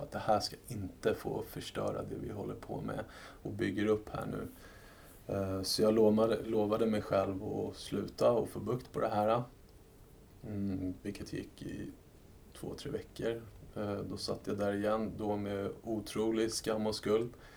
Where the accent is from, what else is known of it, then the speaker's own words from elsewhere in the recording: Sweden; som svensk skattebetalare